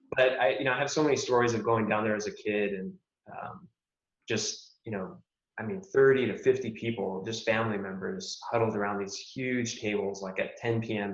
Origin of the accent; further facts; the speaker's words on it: Albuquerque, New Mexico, United States; I grew up in, uh, I grew up here in the States, um, here in Albuquerque, New Mexico